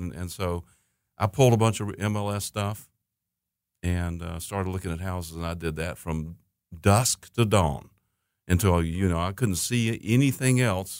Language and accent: English; Hickory, North Carolina, United States; also born or lived in Anderson, South Carolina; I'm from Hickory, North Carolina